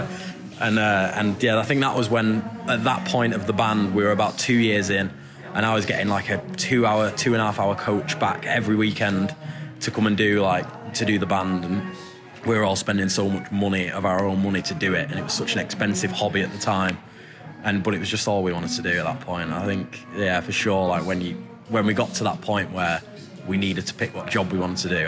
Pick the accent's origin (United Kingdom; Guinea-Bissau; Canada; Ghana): United Kingdom; Glossop, East Midlands; we, like me and …, the lead singer, grew up in this tiny little town called Glossop, which is just outside Manchester